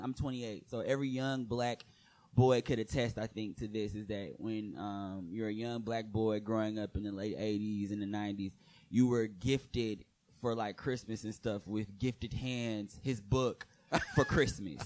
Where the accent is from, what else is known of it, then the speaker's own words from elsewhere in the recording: Michigan, United States; moved away as an adult; now in New York, United States; people were referencing my accent, which I was horribly in denial of having. Like, cause in Michigan, nobody ever tells